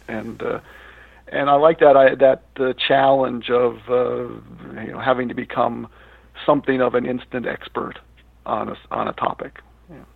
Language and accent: English; Scranton, Pennsylvania, United States; also born or lived in Narrowsburg, New York / New York City; now in New York, United States; It's my hometown too, and that's how I grew up